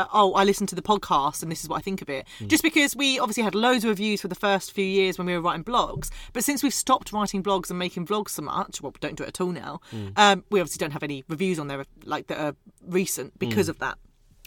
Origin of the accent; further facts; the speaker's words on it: Scotland, United Kingdom; I'm Scottish.